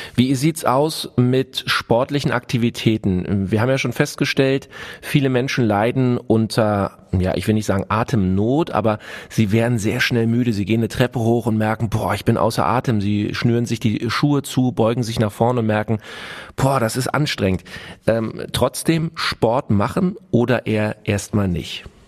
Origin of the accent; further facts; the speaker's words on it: Germany; bei uns in Deutschland